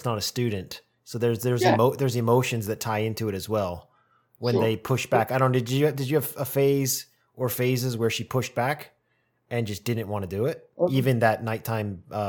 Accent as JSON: {"language": "English", "country": "United States", "moved": "yes", "said": "You know, I'm American."}